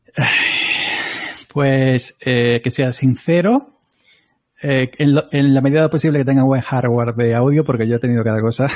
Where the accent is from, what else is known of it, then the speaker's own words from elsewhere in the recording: Andalusia, Spain; somos andaluces los dos